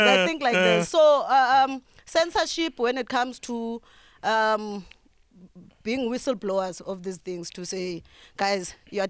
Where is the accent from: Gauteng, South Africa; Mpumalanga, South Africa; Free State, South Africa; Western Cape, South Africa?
Free State, South Africa; Bloemfontein; also born or lived in Eastern Cape; my hometown in Bloemfontein